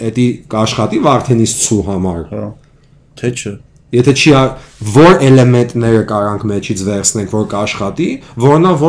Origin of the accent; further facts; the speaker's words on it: Armenia; Ես ես հայաստանցի եմ։ Ուղղակի պասպորտս հայկական չի, ամերիկյան է